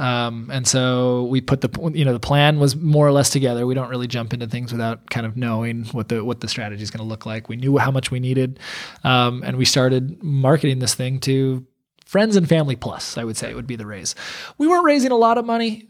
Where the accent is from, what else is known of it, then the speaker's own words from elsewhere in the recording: United States; moved away as an adult; now in Portland, Maine, United States; we're not Mainers, you know, we're from New York